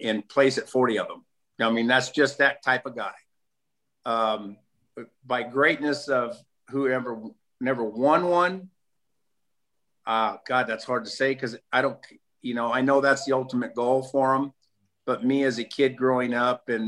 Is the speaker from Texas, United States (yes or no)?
no; California, United States; I'm the Californian